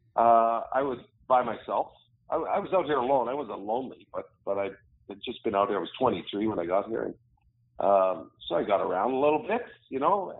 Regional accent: Sudbury, Ontario, Canada; moved away; also born or lived in Ottawa, Ontario / Edmonton, Alberta; I I grew up in Sudbury, Ontario, is where I'm from

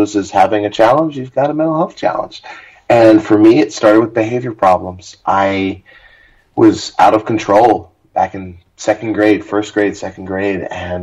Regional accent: Hempstead, New York, United States; also born or lived in Queens, New York; I was born in 1979 in Hempstead, New York, which is on the south shore of Long Island. So I'm a native New Yorker

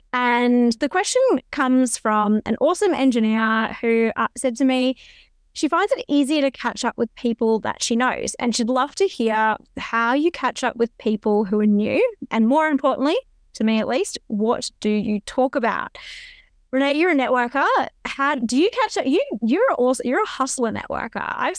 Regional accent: Queensland, Australia; It was hilarious watching him because I grew up in Queensland.

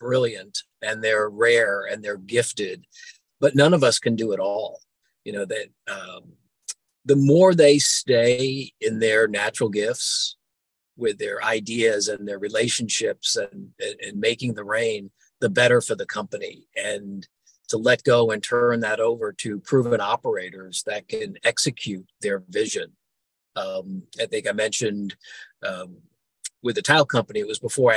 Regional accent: Florida, United States; I grew up in Florida and went to the Naval Academy

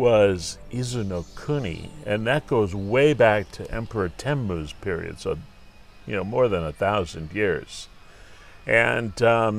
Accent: St. Paul, Minnesota, United States; moved away as an adult; also born or lived in Duluth, Minnesota / Osaka, Japan / Tokyo, Japan / London, United Kingdom; now in Ito, Japan; We ended up settling in St. Paul, Minnesota. Okay. And I grew up in St. Paul. I mean, I went to elementary and high school there.

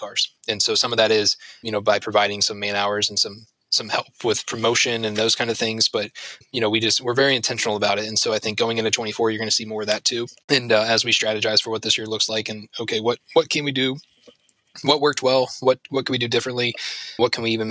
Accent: Ashland, Ohio, United States; I grew up in Ashland, went to school in Ashland and everything else.

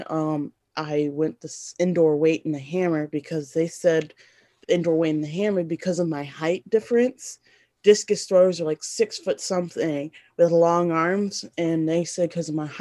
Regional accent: Tennessee, United States; also born or lived in Sierra Leone; I'm from another country and I grew up in America

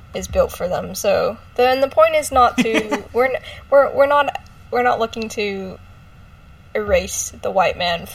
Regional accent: Australia; because I'm from Australia

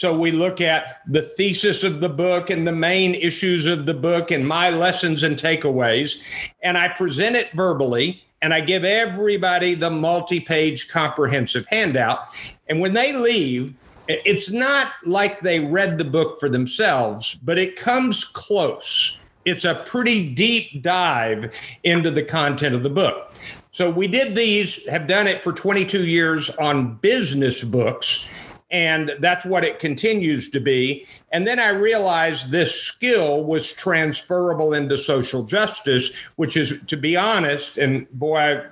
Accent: Jacksonville, Florida, United States; moved away; also born or lived in Abilene, Texas; I grew up in Jacksonville, Florida, in the early part of my life

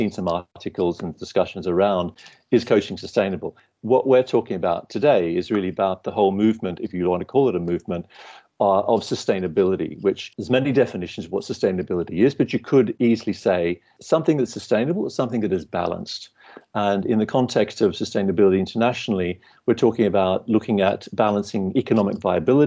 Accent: Australia; moved away as an adult; now in London, United Kingdom; I'm Australian originally

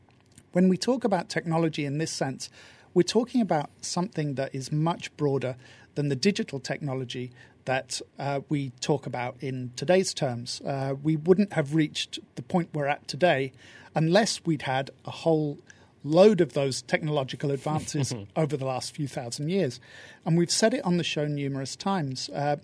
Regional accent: United Kingdom; I'm British

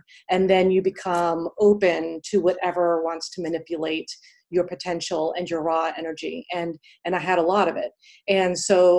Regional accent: Pittsburgh, Pennsylvania, United States; moved away as an adult; now in New York City, United States; I grew up in Pittsburgh, PA. And then I came here to New York City for undergrad, and then I stayed here ever since.

